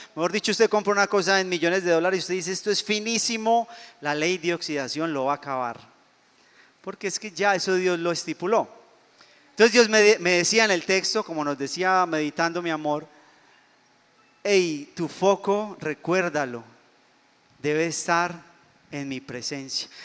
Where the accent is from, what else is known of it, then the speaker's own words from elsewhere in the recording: Colombia; yo soy colombiano